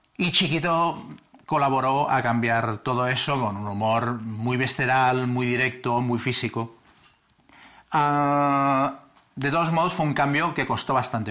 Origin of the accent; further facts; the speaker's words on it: Catalonia, Spain; los catalanes nos volviéramos mm, más cosmopolitas